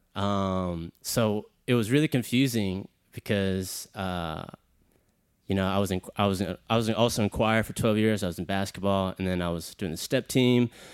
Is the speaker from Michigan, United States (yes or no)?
no; Houston, Texas, United States; I'm from Houston, Texas, born and raised.